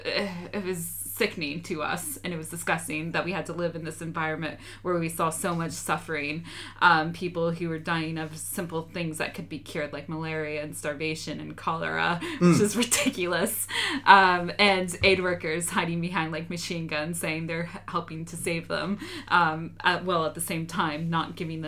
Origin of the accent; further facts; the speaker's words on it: United States; Like, John and I, even though he's British, I'm American, we had very similar upbringing